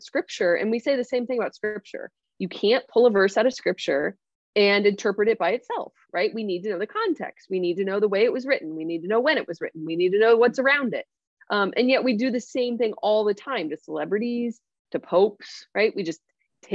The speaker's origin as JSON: {"language": "English", "country": "United States", "said": "We're so American"}